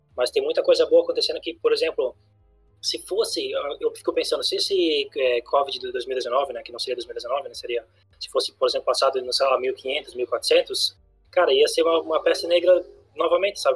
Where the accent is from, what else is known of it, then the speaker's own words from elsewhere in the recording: Brazil; eu tô me defendendo como brasileiro